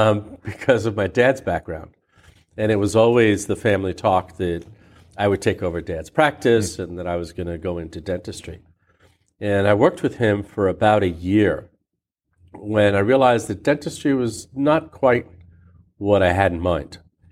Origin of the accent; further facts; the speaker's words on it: Miami, Florida, United States; also born or lived in Santiago, Cuba; So I was born in Cuba. I was born in Santiago, Cuba. My parents are from Santiago. Our lineage is Basque, so we go back to the Basque country in Spain. And we moved to Miami when I was 4.